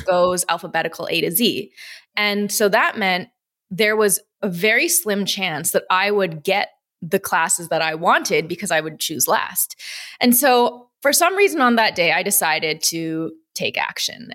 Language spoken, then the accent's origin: English; Midwest, United States; also born or lived in Chicago, Illinois; So I was born in Wisconsin. I grew up in, between Wisconsin and, and Chicago